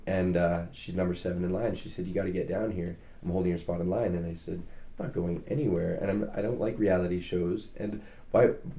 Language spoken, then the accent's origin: English; Calgary, Alberta, Canada; moved away; I was born in Calgary, moved back to Calgary